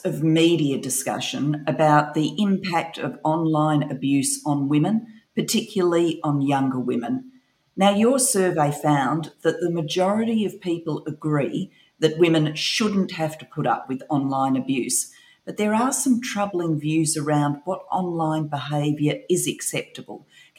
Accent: Australia; now in United Kingdom; given I'm an Aussie

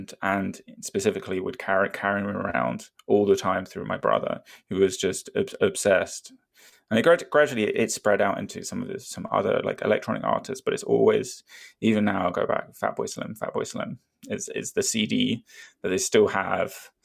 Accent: near Brighton, South East England, United Kingdom; Not that I'm from Brighton, but I live right next to Brighton.

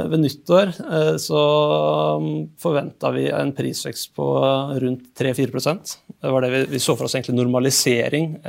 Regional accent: Fredrikstad, Østfold, Norway; also born or lived in Oslo; Selv så flytta jeg fra Oslo til Fredrikstad for to år siden. Og jeg er fra Fredrikstad opprinnelig.

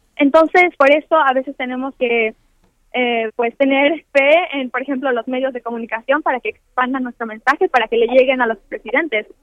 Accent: Mexico

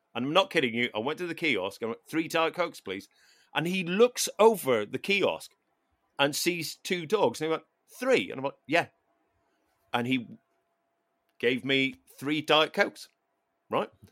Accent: Ireland; as an Irish person

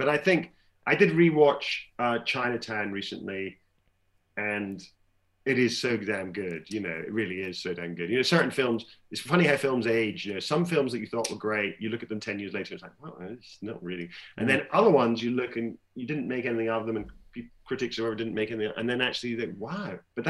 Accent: Glasgow, Scotland, United Kingdom; born or raised there

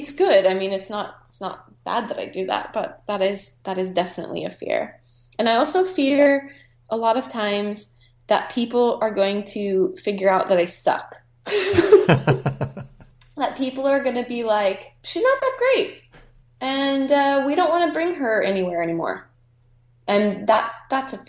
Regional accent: United States; moved away; I'm American

